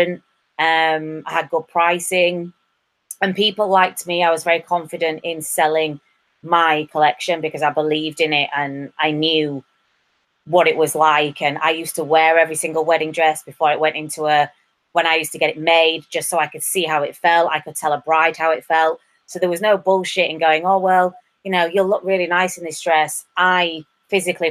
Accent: England, United Kingdom; moved away; also born or lived in Ireland; I'm English

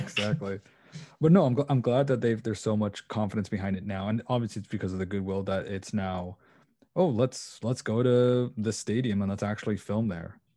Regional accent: Canada; also born or lived in Portugal; I am, uh, Portuguese and Canadian

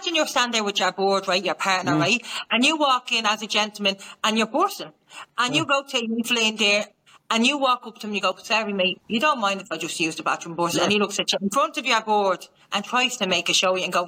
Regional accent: Ireland; I'm from Ireland

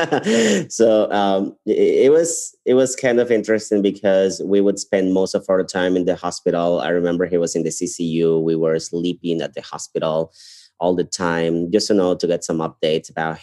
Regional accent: Ecuador; moved away as an adult; also born or lived in Guayaquil, Ecuador; now in Chicago, United States; I'm from Ecuador. I'm from South America. I went to medical school in Guayaquil, which is part of the coast of my country.

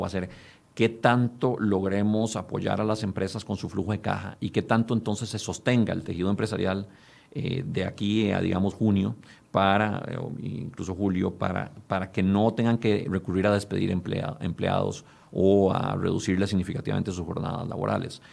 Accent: Costa Rica; nosotros como costarricenses

